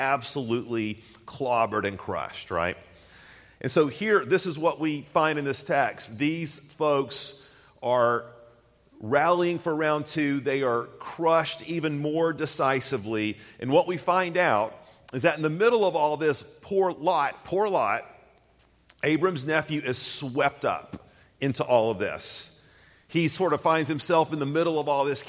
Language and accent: English; Chattanooga, Tennessee, United States; moved away; growing up in Chattanooga, I'm back there for a second, we do have the occasional snow, or did